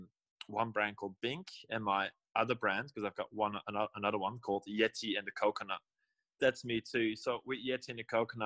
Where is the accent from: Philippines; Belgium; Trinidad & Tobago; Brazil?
Belgium; Antwerp, Flanders; moved away as an adult; also born or lived in Sydney, Australia; now in South Australia, Australia; I'm born and raised in Belgium. I'm from the north, from Antwerp